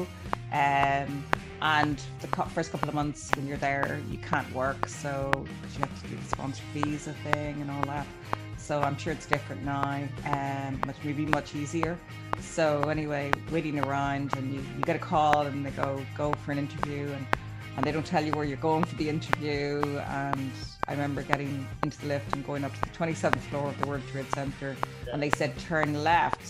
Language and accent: English; Ireland; moved away as an adult; also born or lived in Dubai; I came from Ireland